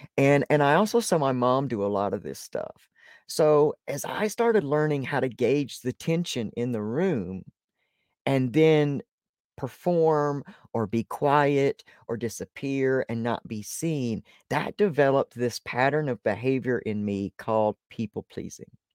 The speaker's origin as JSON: {"language": "English", "region": "Deep South", "country": "United States", "tie": "born or raised there", "said": "I was born in the Deep South"}